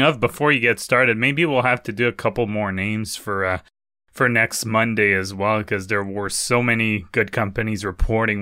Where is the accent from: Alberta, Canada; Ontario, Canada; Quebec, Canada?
Quebec, Canada; Quebec City; now in Ottawa, Canada; Hey, go, go my home province. I live in Ottawa now, but, uh, I was born in Quebec City, so it doesn't get more Quebec than